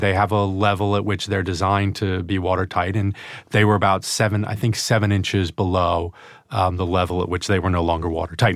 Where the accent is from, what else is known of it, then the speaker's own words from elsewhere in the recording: Albany, New York, United States; also born or lived in Glens Falls, New York; upstate New York from Albany